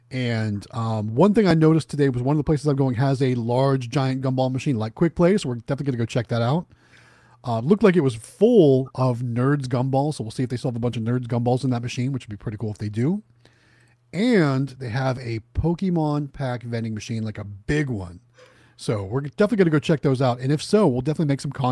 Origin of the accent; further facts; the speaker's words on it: Ohio, United States; moved away; Going back to my hometown